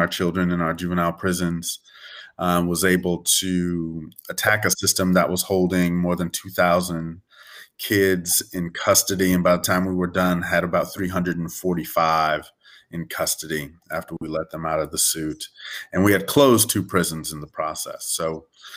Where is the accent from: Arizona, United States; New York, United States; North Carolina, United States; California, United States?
California, United States; Southern; moved away as an adult; now in New Orleans, United States; I grew up actually in Southern California